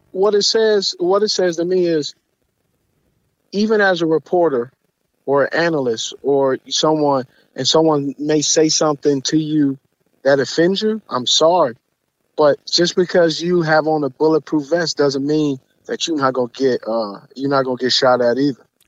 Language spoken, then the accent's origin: English; West Coast, United States; I'm from the West Coast